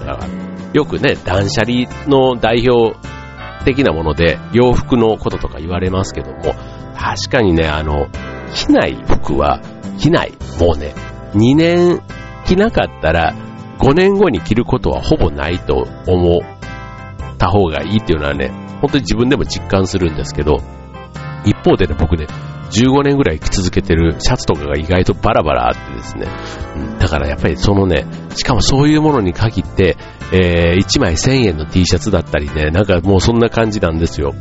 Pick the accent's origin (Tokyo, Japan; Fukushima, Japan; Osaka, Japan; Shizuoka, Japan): Osaka, Japan; accent: Osaka dialect; moved away; 僕、関西、ね、大阪出身